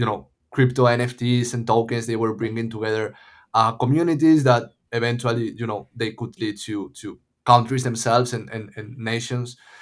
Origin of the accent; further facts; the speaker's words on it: A Coruña, Galicia, Spain; moved away as an adult; also born or lived in Madrid, Spain / Los Angeles, United States; now in Lisbon, Portugal; I'm from Coruña. It's called, it's, uh, like a small city in the northwest of Spain